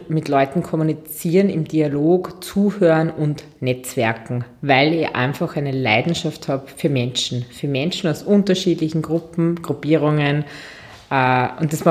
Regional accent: Lower Austria, Austria; born there; bin 39 Jahre alt, Mama von Zwillingsmädchen, die jetzt zweieinhalb Jahre alt sind, äh, gebürtige Waldviertlerin, dann Wirtschaft und Tourismus studiert, international unterwegs gewesen

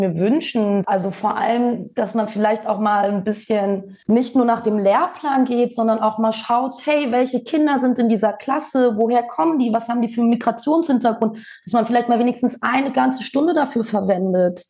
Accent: Hamburg, Germany; moved away as an adult; now in Berlin, Germany; ich bin gebürtige Hamburgerin und meine beiden Eltern kommen aber aus Bosnien

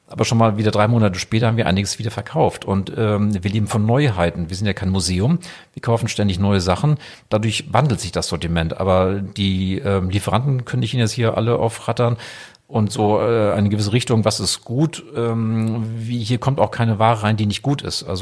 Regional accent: Sylt, Schleswig-Holstein, Germany; also born or lived in Wiesbaden; ich selber geboren in Wiesbaden und dann ähm, gehöre ich halt zu der Familie. Das heißt, mein Vater wurde dann von meinem Onkel gefragt, ob er nach Sylt kommen könnte. Dass wir 1984 nach Sylt gezogen

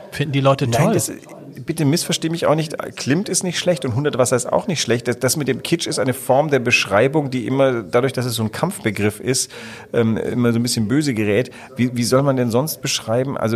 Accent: Southern Germany, Germany; born there; Ich bin zwar in Süddeutschland geboren, aber mich kannst du ja überall hinsetzen und ich versuche mich zu assimilieren.

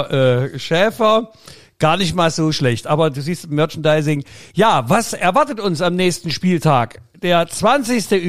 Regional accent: Leipzig, Saxony, Germany; Uns äh, als Leipziger würden ja, würde ja schon freuen, wenn nur zwei reingehen.

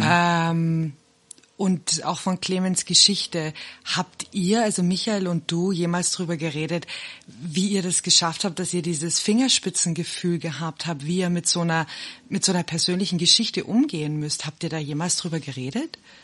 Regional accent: Bavaria, Germany; now in South Africa; Wir sind ja beide aus Bayern

